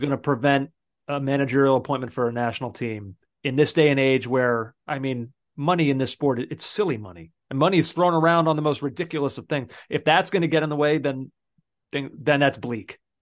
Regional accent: United States; as an American

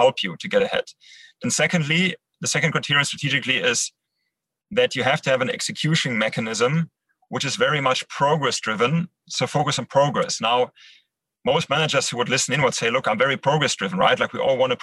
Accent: Düsseldorf, North Rhine-Westphalia, Germany; English is a second language; also born or lived in Netherlands; now in Düsseldorf, Germany; Düsseldorf, my hometown

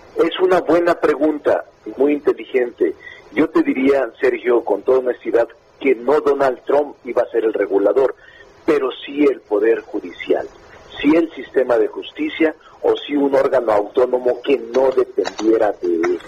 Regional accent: Zacatecas, Mexico; moved away as an adult; now in Mexico City, Mexico; yo realmente soy como una especie de chilango zacatecano

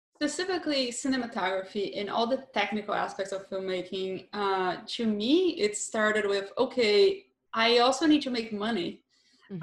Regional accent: southern Brazil, Brazil; moved away as an adult; I grew up in Brazil, so I lived there until I was about 25, and I was raised and lived most of my life in a small rural-ish town very Catholic and the south

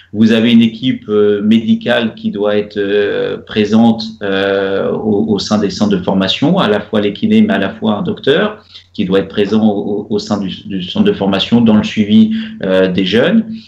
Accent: Normandy, France; moved away as an adult; now in Rabat, Morocco; en tant que Normand

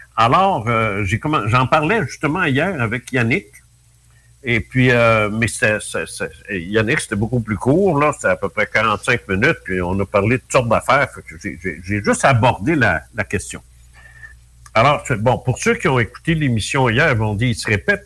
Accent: Canada; on vient tous de France

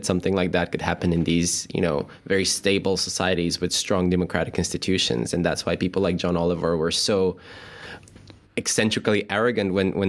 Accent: Bulgaria; I come from Bulgaria

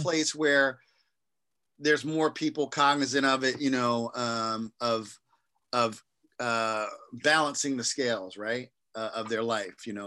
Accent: East Coast, United States; I'm from the East Coast

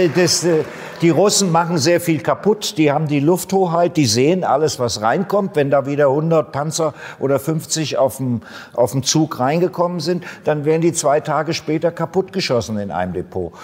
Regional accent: Germany; ich bin ja Deutscher

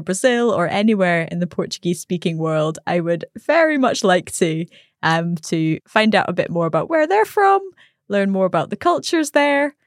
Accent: Scotland, United Kingdom; I'm from Scotland.

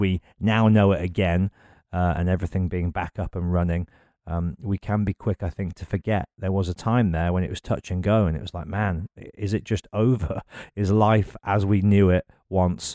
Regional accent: Birmingham, West Midlands, United Kingdom; born or raised there

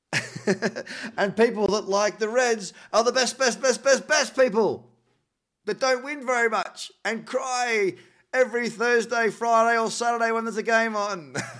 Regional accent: New Zealand; I'm from New Zealand

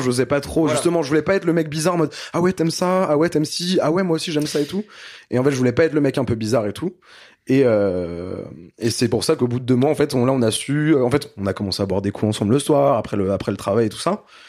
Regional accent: Brittany, France; je suis né en Bretagne

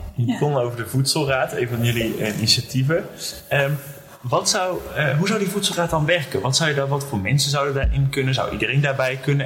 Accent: North Brabant, Netherlands; ik kom zelf uit het Brabantse land

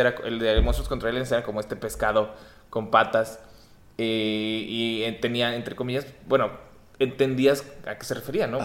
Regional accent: Torreón, Coahuila, Mexico; moved away; yo crecí en Torreón

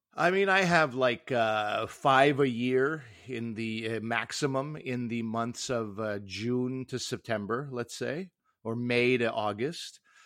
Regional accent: Canada; speaking as a Canadian

